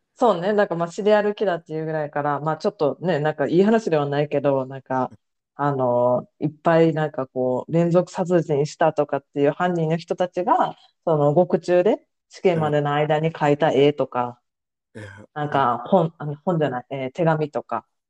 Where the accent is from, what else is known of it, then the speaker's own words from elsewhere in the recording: Osaka, Japan; 地元大阪で